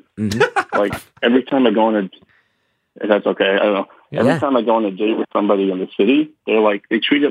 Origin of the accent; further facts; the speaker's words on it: Englewood, New Jersey, United States; I'm from Englewood.